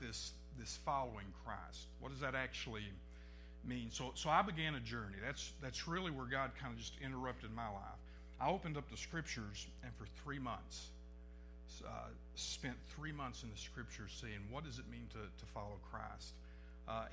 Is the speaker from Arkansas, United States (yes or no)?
yes; Northeast Arkansas, United States; I come from Northeast Arkansas